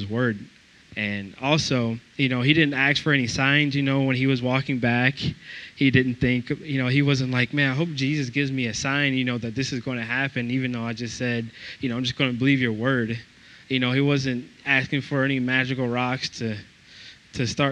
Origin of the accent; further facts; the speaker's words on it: Georgia, United States; moved away as an adult; also born or lived in Iowa; because I'm from Georgia